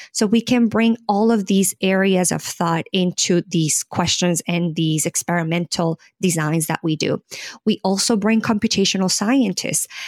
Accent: Colombia; moved away as an adult; now in United States; I am originally born and raised in Colombia, South America

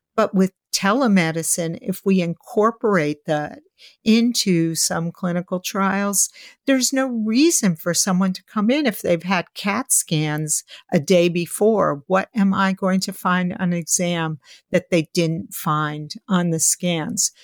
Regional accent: New York City, New York, United States; growing up in New York City

